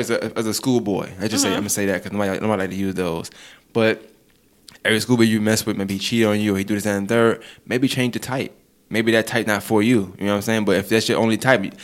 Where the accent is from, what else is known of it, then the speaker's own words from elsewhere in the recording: New York, United States; I'm from New York